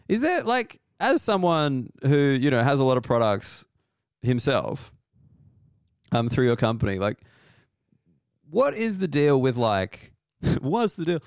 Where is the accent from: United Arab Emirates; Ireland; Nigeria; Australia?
Australia; being Australian